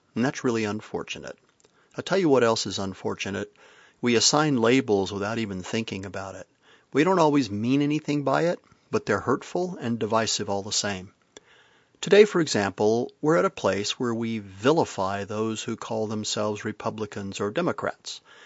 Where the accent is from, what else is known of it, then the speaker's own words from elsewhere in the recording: the South, United States; also born or lived in Midland, Texas; now in Vermont, United States; I may live in Vermont and all that that implies, but I'm from the South and all that that implies